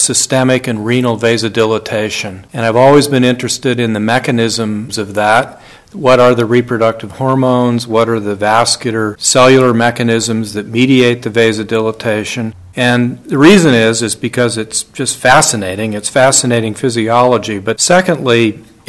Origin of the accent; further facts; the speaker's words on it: New Mexico, United States; I'm from New Mexico